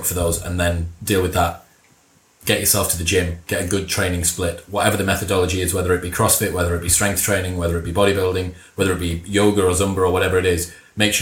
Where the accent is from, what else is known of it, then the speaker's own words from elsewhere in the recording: Middlesbrough, North East England, United Kingdom; My dad's a Mackham and I'm from Middlesbrough